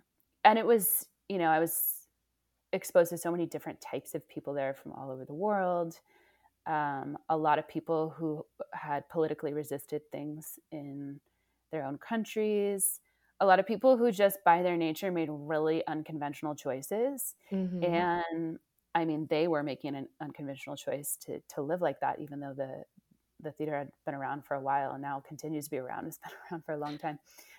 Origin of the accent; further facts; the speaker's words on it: Oakland, California, United States; moved away; also born or lived in Indiana / New York City / Ashfield, Massachusetts; I'm from California. So yeah. I'm from the Bay Area. I'm from Oakland. So yeah, had this journey, you know, school in Indiana, then moving to New York City, then moving to Ashfield, Massachusetts.